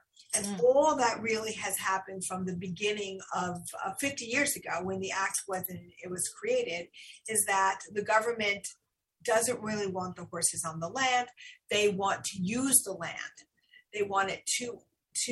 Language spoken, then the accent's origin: English; United States; we as American citizens